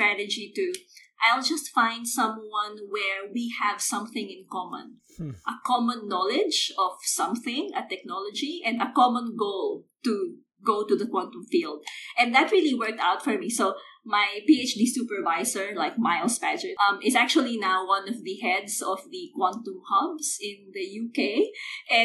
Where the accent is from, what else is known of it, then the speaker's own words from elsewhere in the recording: Philippines; moved away as an adult; I grew up in the Philippines